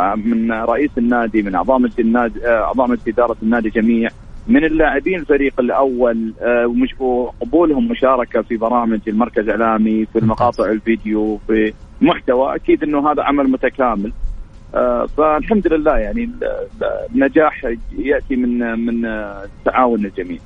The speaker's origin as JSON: {"language": "Arabic", "area": "Al-Ahsa", "region": "Eastern Province", "country": "Saudi Arabia", "said": "في جبل القاره عندنا في الاحساء"}